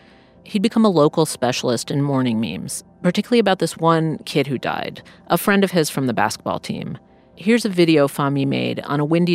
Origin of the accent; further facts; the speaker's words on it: New York City, New York, United States; I grew up in Jamaica, Queens in the mean 80s.